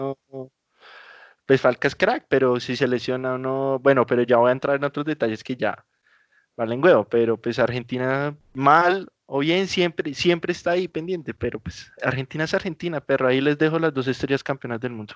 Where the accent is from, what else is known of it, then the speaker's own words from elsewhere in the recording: Colombia; yo soy colombiano, yo soy colombiano